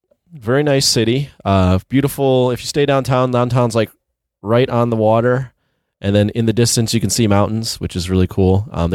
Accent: Chicago, Illinois, United States; every time I told someone I was from Chicago, they would go, so what are you doing out here?

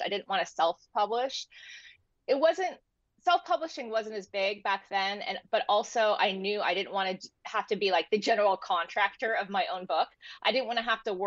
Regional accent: San Diego, California, United States; I am an author and I grew up in San Diego. I live in San Diego now.

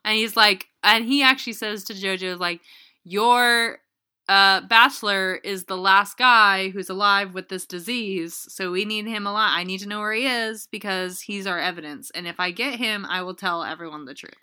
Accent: Canada

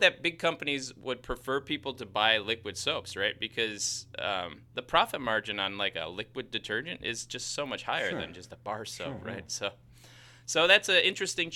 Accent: Chicago, Illinois, United States; accent: Chicago; that's my Chicago accent

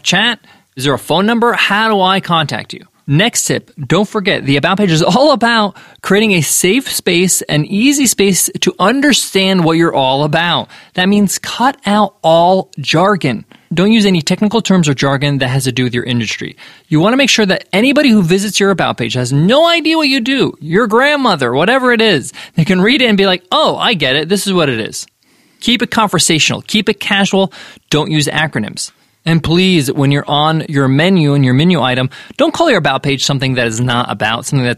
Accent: United States; I'm an American with Egyptian parents

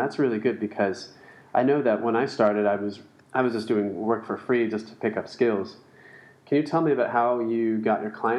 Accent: San Diego, California, United States; moved away as an adult; I'm from San Diego.

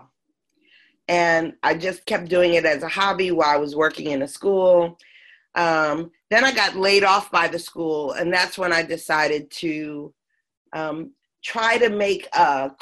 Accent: Philadelphia, Pennsylvania, United States; moved away as an adult; also born or lived in Sedona, Arizona; I'm originally from Philadelphia, real middle class upbringing, but still pretty much the concrete jungle

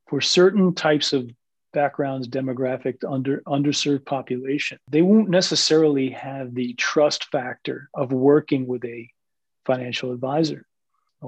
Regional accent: Jersey City, New Jersey, United States; I'm a city kid. I'm from Jersey City, which is one of the most diverse large cities in America. It is literally equal parts, 25%, if you will, Asian American, Asian, Hispanic, African American, and Caucasian, almost 25% each. And so I grew up around diversity

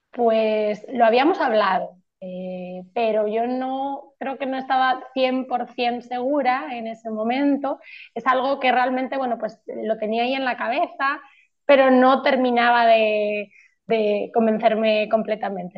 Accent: Madrid, Community of Madrid, Spain; also born or lived in Poland; now in Tenerife, Spain; soy de Madrid, pero vivo en, Tenerife

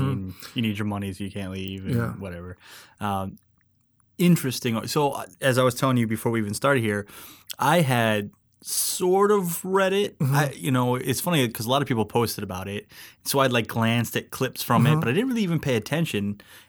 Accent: Alaska, United States; I grew up in Alaska.

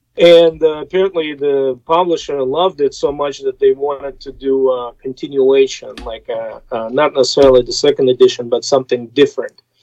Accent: Russia; English is a second language; moved away as an adult; now in United States; growing up in Soviet Union

